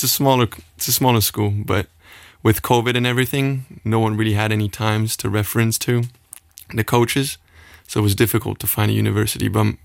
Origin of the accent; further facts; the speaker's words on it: Sandweiler, Luxembourg; moved away as an adult; also born or lived in Los Angeles, United States; I'm a swimmer. I was born in Luxembourg. I live in Sandweiler.